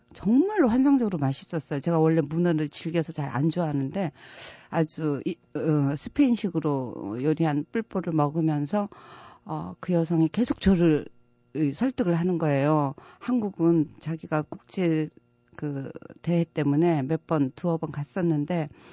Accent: Jeju Island, South Korea; moved away; also born or lived in Seoul; 저는 제주도에서 태어났고요.

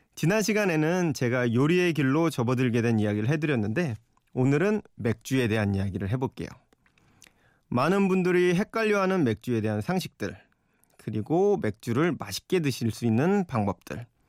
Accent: Yeoju, Gyeonggi Province, South Korea; moved away; 제 고향 여주 친구 모임에

